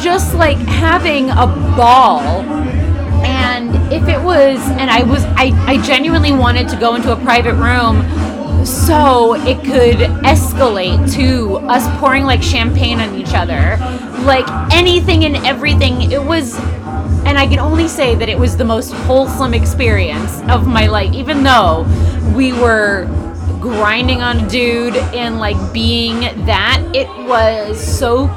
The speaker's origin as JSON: {"language": "English", "town": "New York City", "region": "New York", "country": "United States", "tie": "born or raised there", "said": "I was born on the Upper East Side and I was raised very classy"}